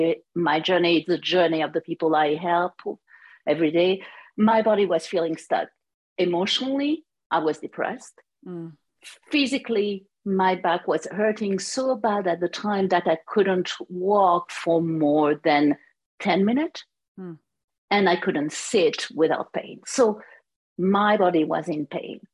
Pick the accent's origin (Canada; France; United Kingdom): France; accent: French; English is a second language; moved away as an adult; now in United States; As you can hear, my accent is French. But I moved to United States in 1996